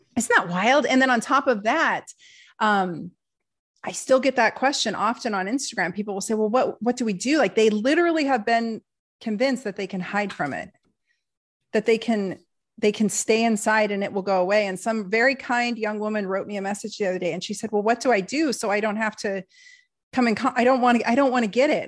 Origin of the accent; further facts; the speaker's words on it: Portland, United States; I am a liberal from Portland